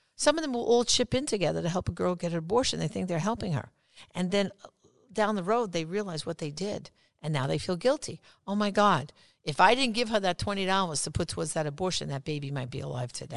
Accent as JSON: {"language": "English", "region": "New York", "country": "United States", "said": "I'm from New York"}